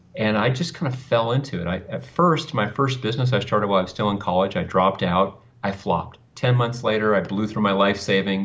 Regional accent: Thousand Oaks, California, United States; also born or lived in Westlake Village, California; In California, in a place called Thousand Oaks, California.

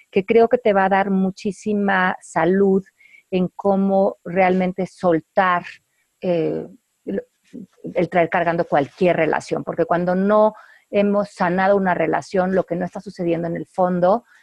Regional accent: Mexico; es que como yo soy mexicana, pues yo no puedo esto.

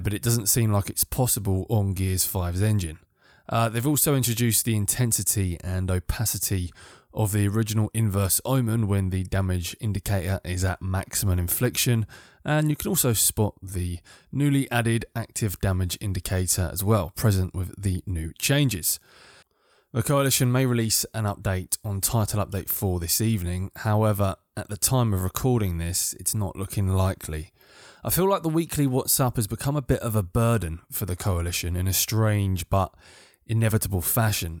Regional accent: United Kingdom; I'm British

